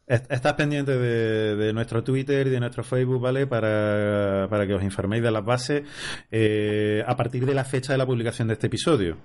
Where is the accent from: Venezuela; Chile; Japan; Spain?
Spain; Córdoba, Andalusia; soy cordobés